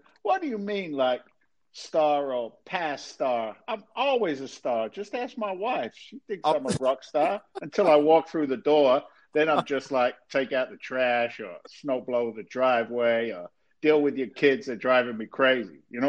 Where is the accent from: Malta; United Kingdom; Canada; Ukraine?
United Kingdom; England; moved away as an adult; now in United States; Long story short, I'm an immigrant to the States. I came over from England back in 1986.